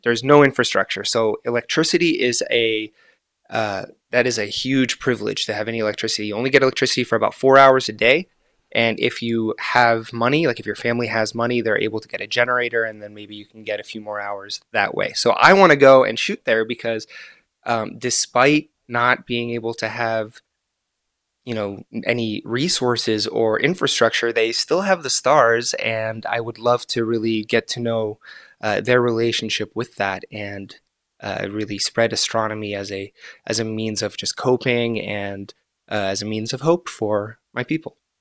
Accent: Florida, United States; first language Arabic; English is a second language; also born or lived in Gaza, Palestine / Egypt; now in Reno, United States; we were exiled to, to Florida. So I've lived in the United States for most of my life

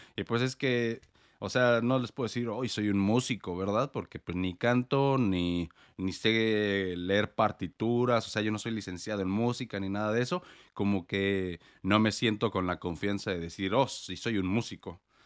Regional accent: Morelia, Michoacán, Mexico; moved away as an adult; also born or lived in United States; now in Portland, United States; yo vivo en Estados Unidos, pero soy mexicano. Yo nací en Morelia, Michoacán

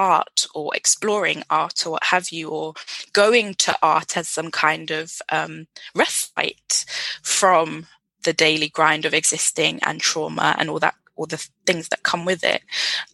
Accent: United Kingdom; being British Nigerian

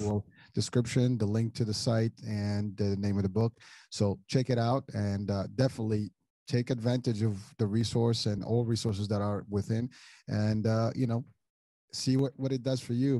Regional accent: Morocco; moved away; I'm originally from Morocco

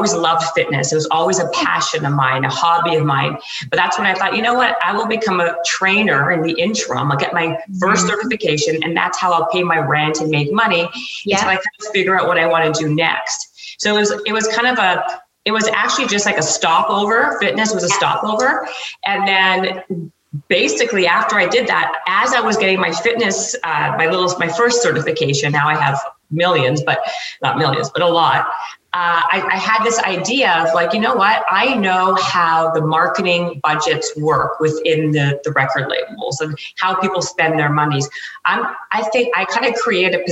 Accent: Canada; moved away as an adult; also born or lived in Toronto; now in Los Angeles, United States; I'm Canadian, and I was actually I was working in the marketing department at BMG in Toronto, and I got a job offer to come to Los Angeles

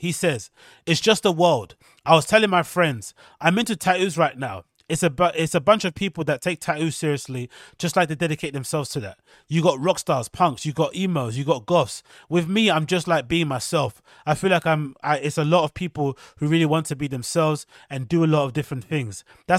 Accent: Atlanta, Georgia, United States; I'm just a product of my environment. I'm from Atlanta and I love Atlanta. This is me.

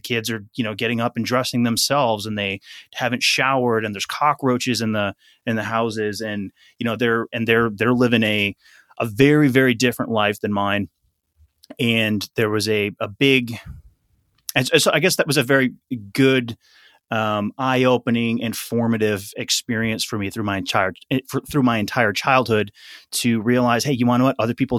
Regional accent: Wisconsin, United States; And I grew up in Wisconsin. I grew up in a city though, so it's not like I was out in the in the cornfields or whatever. Growing up, I was definitely not a country boy.

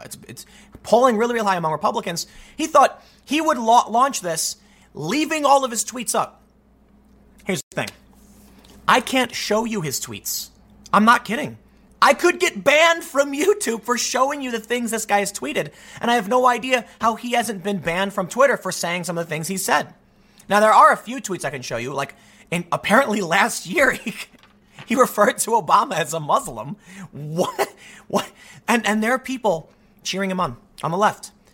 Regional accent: United States; as an American

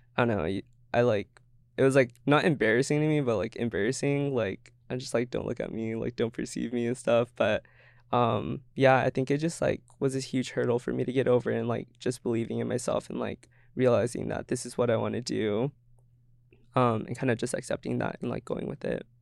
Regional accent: Everett, Washington, United States; moved away as an adult; now in Seattle, United States; growing up in Everett, like, being colored

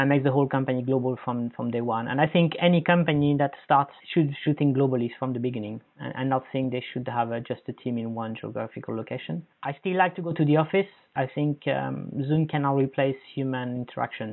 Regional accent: Paris, Île-de-France, France; moved away; I come from Paris

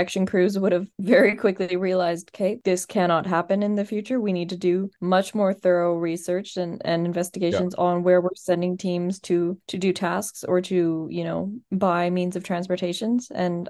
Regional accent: Midwest, United States; We are Midwestern.

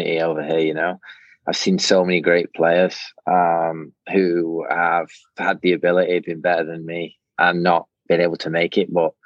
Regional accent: England, United Kingdom; now in United States; growing up in England

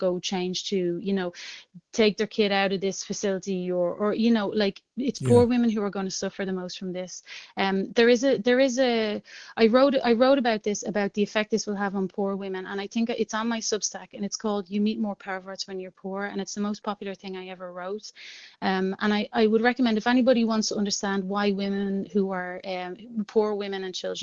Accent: Dublin, Leinster, Ireland; moved away as an adult; now in Brussels, Belgium; I grew up very poor in Jobstown in the 80s

